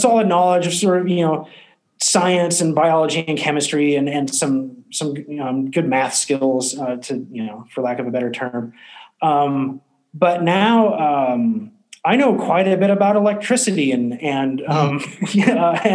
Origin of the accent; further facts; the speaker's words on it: West Coast, United States; moved away as an adult; also born or lived in Paris, France; come back to my hometown